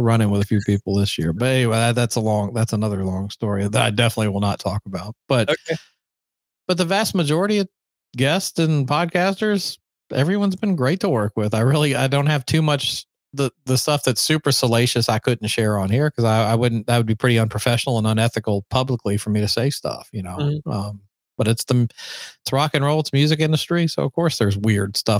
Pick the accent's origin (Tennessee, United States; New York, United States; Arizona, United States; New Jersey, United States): Tennessee, United States; Nashville; now in Los Angeles, United States; growing up in Nashville, because Nashville 1987 was not anything like it is today